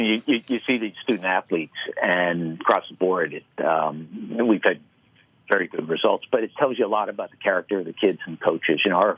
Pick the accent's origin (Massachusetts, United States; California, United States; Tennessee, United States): Massachusetts, United States; Boston; I grew up in Boston, and he would stand at the front door and greet everybody who made it in on a snow day to the bank and thank them for coming.